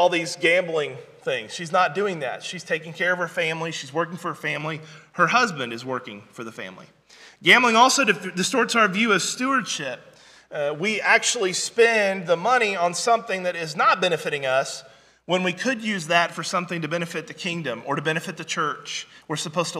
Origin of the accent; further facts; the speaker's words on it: Branson, Missouri, United States; I was raised up in Southwest Missouri, Branson, Missouri